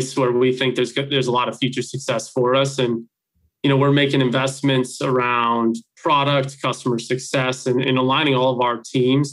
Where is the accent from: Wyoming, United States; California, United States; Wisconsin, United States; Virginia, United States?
Wisconsin, United States; Wauwatosa; I grew up in the Wauwatosa area here in Wisconsin